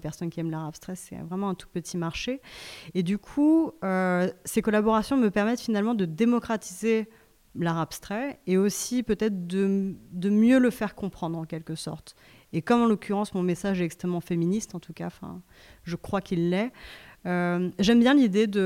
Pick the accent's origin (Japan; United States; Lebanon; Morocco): Japan; now in France; Euh, moi, je viens aussi du Japon, et au Japon, on s'en fout.